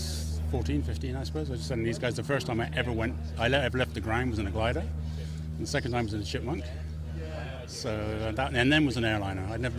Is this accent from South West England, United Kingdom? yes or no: yes; Poole, South West England, United Kingdom; moved away as an adult; now in Stavanger, Norway; I come from Poole in Dorset.